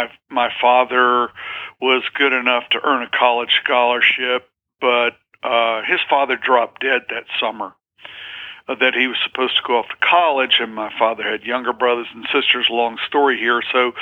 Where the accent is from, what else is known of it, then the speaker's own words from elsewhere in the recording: Southern Appalachians, United States; And of course, I'm from the Southern Appalachians in the Blue Ridge Mountains, and my father is from West Virginia.